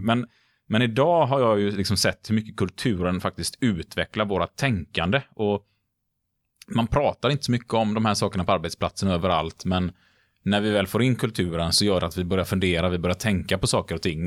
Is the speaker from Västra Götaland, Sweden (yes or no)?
yes; Gothenburg, Västra Götaland, Sweden; Nu är jag uppväxt i Majorna i Göteborg